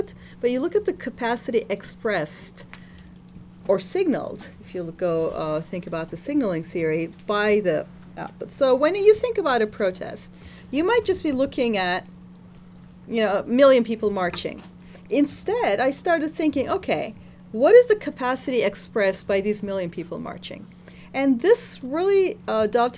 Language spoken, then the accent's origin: English; Turkey; when I was growing up in Turkey